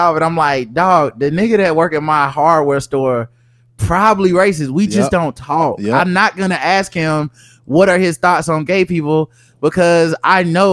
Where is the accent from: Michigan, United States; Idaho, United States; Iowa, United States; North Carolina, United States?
North Carolina, United States; We from North Carolina